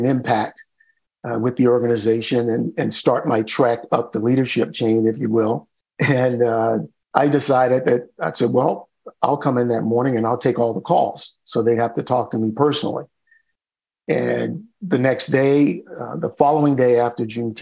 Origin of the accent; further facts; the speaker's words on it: North Carolina, United States; moved away as an adult; also born or lived in Houston, Texas; I grew up in North Carolina in the South in the 50s, 60s, and 70s